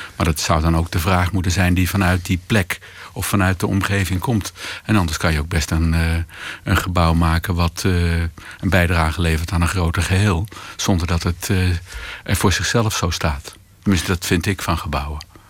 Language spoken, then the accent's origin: Dutch; Hilversum, North Holland, Netherlands; ik kom uit Hilversum